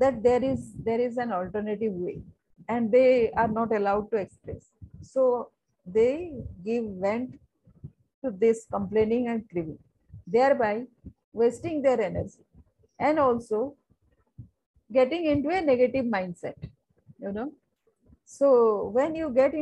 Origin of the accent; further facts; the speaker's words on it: Sundargarh, Odisha, India; I'm from Odisha